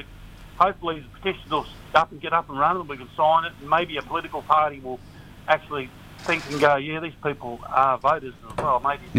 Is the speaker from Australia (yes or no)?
yes; Australia; every time it comes to our rights and freedom as Australian citizens to go and do stuff.